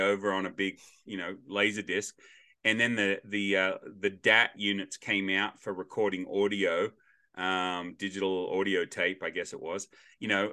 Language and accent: English; Australia; now in United States; as an Australian